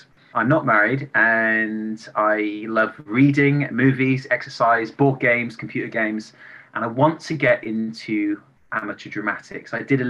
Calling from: England, United Kingdom; I'm calling from England and I'm 41 years old. I'm going to turn 42 in March.

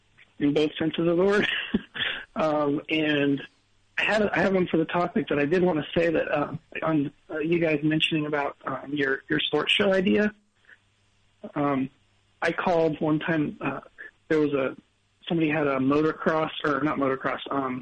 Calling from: Orlando, Florida, United States; … in Orlando.

